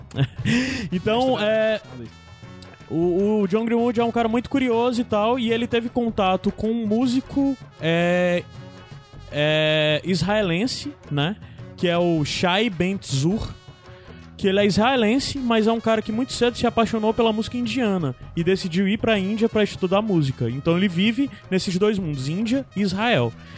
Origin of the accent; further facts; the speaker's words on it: Brazil; A gente é brasileiro, a gente tem as raízes africanas